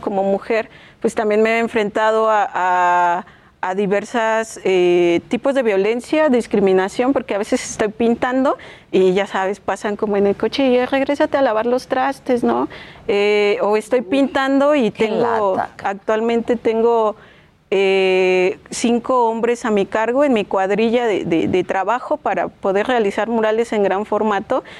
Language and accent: Spanish; Chimalhuacán, State of Mexico, Mexico; Yo soy de Chimalhuacán